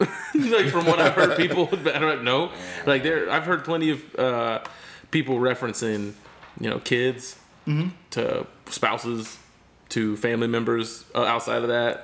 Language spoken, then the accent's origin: English; Fort Bend, Florida, United States; now in Tampa, United States; my hometown of Fort Bend, where I grew up